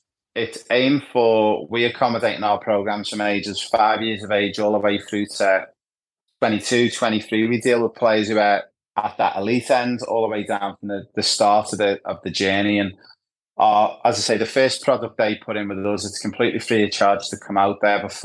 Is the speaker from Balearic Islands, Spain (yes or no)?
yes; Ibiza, Balearic Islands, Spain; my backstory is I spent a lot of time growing up in Ibiza, or Ibiza, as you guys call it in Australia.